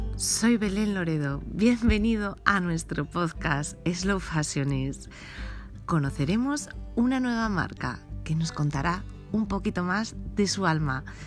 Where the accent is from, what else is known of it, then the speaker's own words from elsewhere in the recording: Asturias, Spain; estamos en Asturias, cualquier necesidad que tengas de mi tierra, de la tierra asturiana